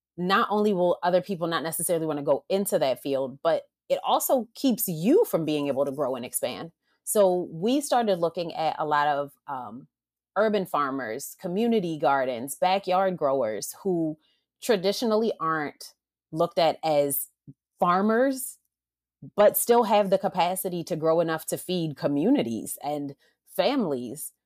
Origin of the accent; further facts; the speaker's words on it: Baltimore, Maryland, United States; now in Los Angeles, United States; originally from Maryland as well, from Baltimore